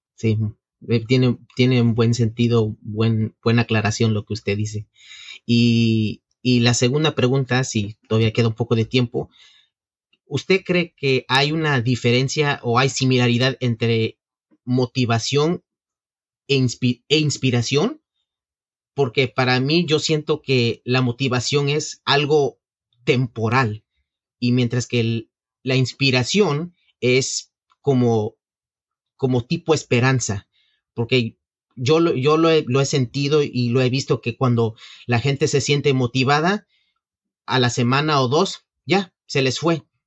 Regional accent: Mexico; now in New York, United States; soy originalmente mexicano

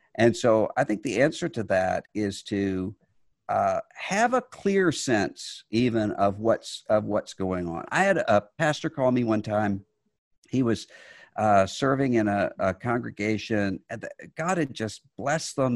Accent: Mississippi, United States; I was from Mississippi

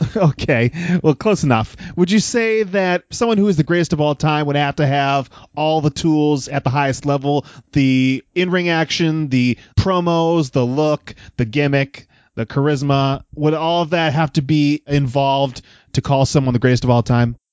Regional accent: Northeast, United States; we are guys from the Northeast. We grew up on Hulk Hogan

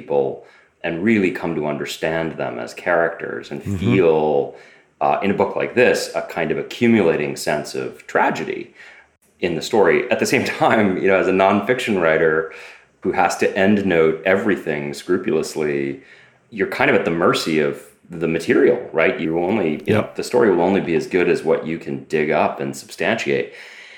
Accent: Boston, Massachusetts, United States; I grew up in Boston

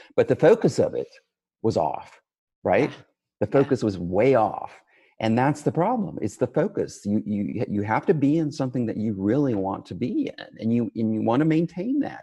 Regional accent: West Texas, United States; I grew up in West Texas in a region known as the Permian Basin

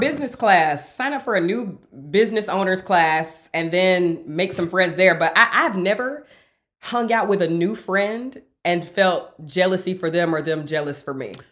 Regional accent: the South, United States; now in Los Angeles, United States; I'm from the South

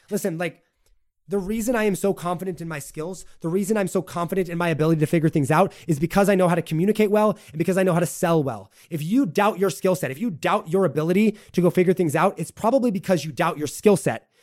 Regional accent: United States; I am an American through and through

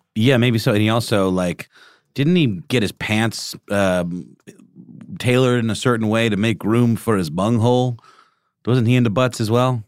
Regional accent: Augusta, Georgia, United States; moved away; in my hometown, there is a True to Life James Brown statue

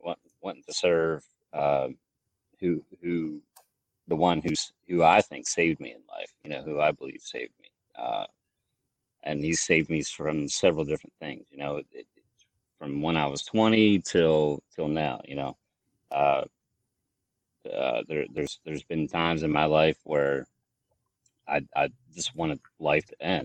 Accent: Maryland, United States; moved away as an adult; also born or lived in Lancaster, Pennsylvania; I grew up in Maryland

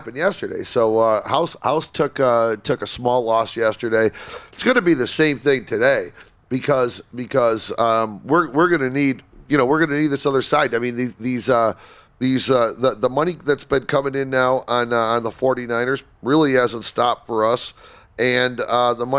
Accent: Detroit, Michigan, United States; as a Detroit kid

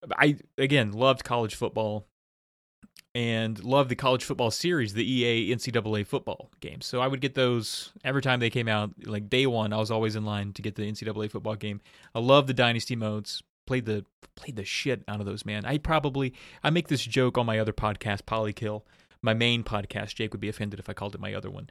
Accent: about an hour from Blacksburg, Virginia, United States; born or raised there

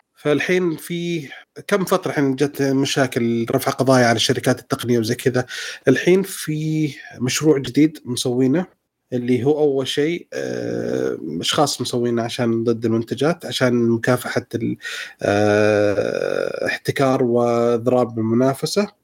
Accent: Saudi Arabia; عندنا في السعودية

